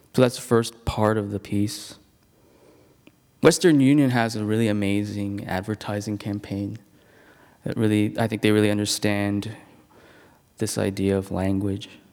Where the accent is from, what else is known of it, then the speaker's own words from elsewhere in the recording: Hong Kong; moved away; I'm originally from Hong Kong